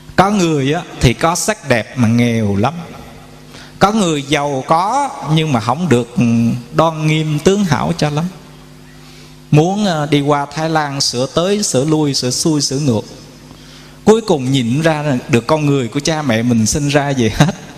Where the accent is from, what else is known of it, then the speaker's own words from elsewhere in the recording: Quy Nhon, Binh Dinh, Vietnam; ở tại quê hương chúng tôi, thành phố Quy Nhơn, tỉnh Bình Định